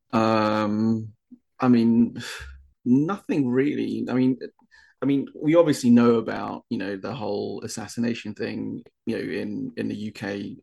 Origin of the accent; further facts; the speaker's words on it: United Kingdom; moved away; being a Brit